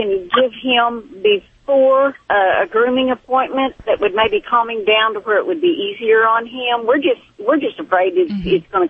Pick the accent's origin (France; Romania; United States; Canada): United States; Texas; accent: southern; I'm from Texas.